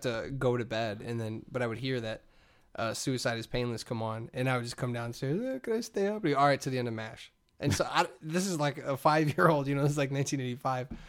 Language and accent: English; Hammond, Indiana, United States; I grew up in Hessville